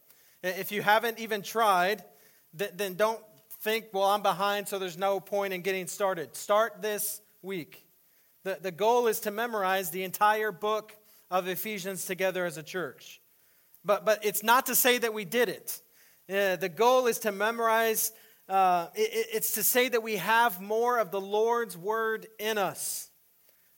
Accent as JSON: {"language": "English", "town": "El Paso", "region": "Texas", "country": "United States", "tie": "born or raised there", "also_born_or_lived": "Austin, Texas / La Mesa", "moved": "yes", "said": "When I was growing up in El Paso, Texas"}